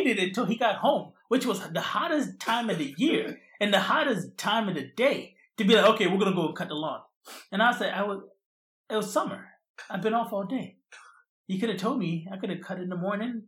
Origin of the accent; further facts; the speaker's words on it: Philadelphia, Pennsylvania, United States; moved away; I grew up in the Philadelphia area